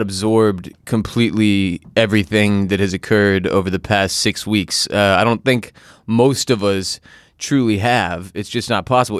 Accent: Houston, Texas, United States; now in Austin, United States; I'm from Houston, Texas. I live in Austin, Texas

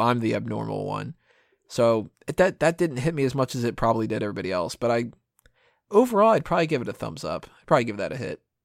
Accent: United States; I'm American.

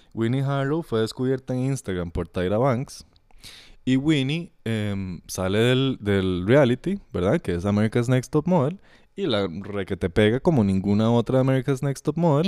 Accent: Costa Rica; aquí en el país, ¿verdad? Costa Rica

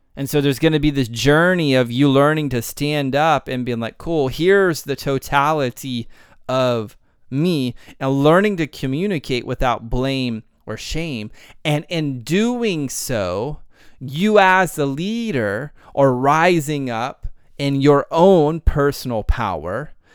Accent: Texas, United States; I'm from Texas

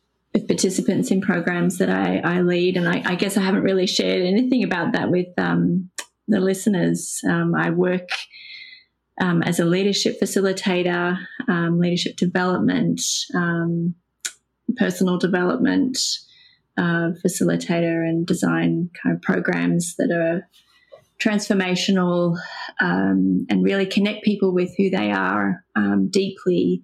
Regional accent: Sydney, New South Wales, Australia; I grew up in Pennon Hills

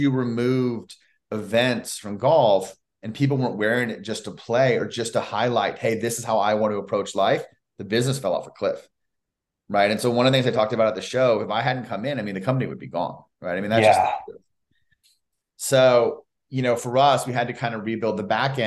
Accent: Orlando, Florida, United States; I grew up in Orlando, Florida

